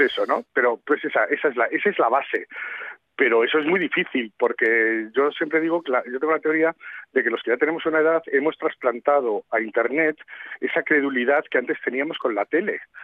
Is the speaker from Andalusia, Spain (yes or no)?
no; Madrid, Community of Madrid, Spain; yo que soy de Madrid